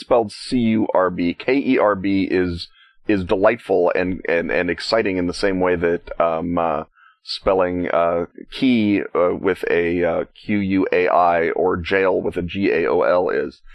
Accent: United States; as an American, one is required to to call it gas

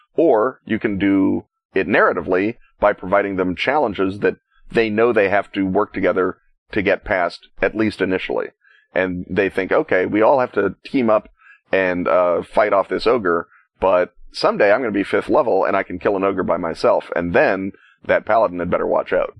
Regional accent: United States; as an American, one is required to to call it gas

